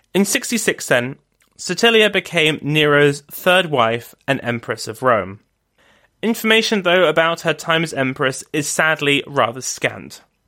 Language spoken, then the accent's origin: English; London, United Kingdom; also born or lived in Oxford; back to London, my hometown